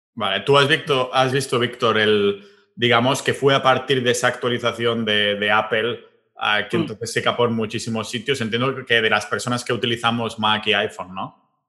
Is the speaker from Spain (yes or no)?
yes; Catalonia, Spain; yo que soy catalán